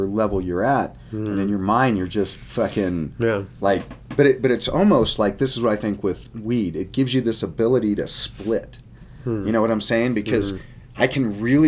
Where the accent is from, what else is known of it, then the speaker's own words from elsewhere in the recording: Colorado, United States; I grew up here in Colorado, and so there wasn't a lot of water